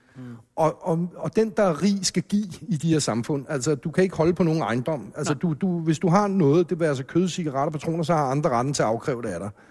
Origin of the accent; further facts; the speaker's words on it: Hellerup, Capital Region of Denmark, Denmark; hjemme i villaen øh, i Hellerup, hvor, hvor jeg voksede op